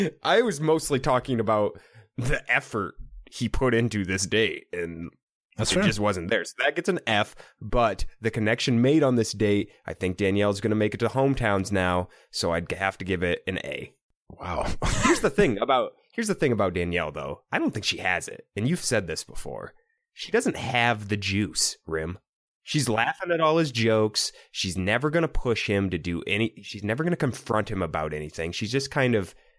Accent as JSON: {"language": "English", "region": "Iowa", "country": "United States", "tie": "born or raised there"}